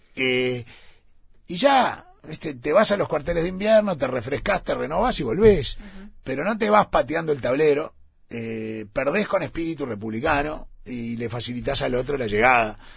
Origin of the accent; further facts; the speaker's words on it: Uruguay; somos uruguayos